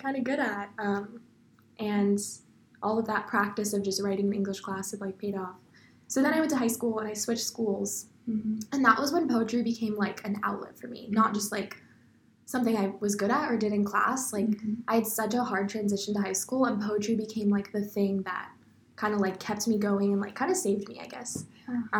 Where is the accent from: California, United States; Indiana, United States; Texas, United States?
Texas, United States; Austin; I'm from Austin, Texas.